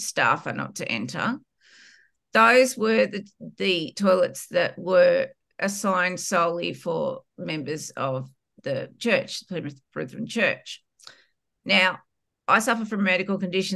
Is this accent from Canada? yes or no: no; Australia; accent: Australian; if you can't tell by my accent, I'm Australian